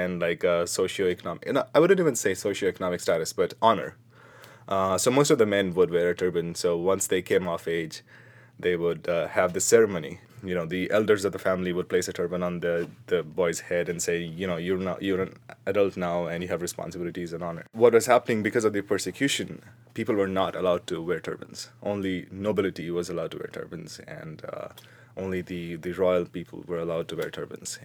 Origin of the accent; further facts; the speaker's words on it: India; moved away as an adult; now in United States; I'm from India